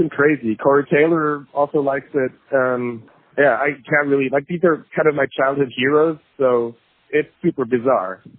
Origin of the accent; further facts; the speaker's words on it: Basel, Basel-Stadt, Switzerland; born there; also born or lived in United States; I was born here in Basel.